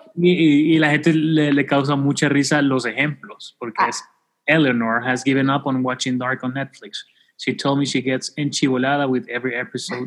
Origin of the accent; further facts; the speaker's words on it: El Salvador; los salvadoreños sí hablamos paja